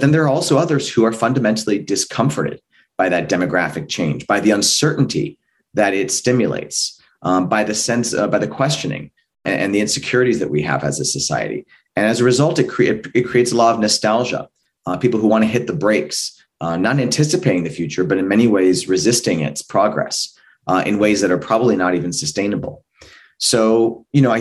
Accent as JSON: {"language": "English", "region": "California", "country": "United States", "said": "California, my home state"}